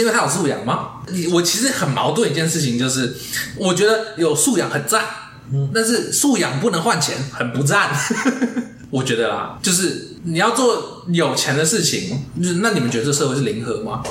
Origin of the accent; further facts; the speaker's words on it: Pingtung County, Taiwan; 我家乡屏东来的